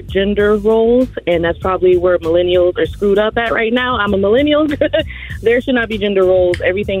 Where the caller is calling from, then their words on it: Orlando, Florida, United States; calling from Orlando, Florida.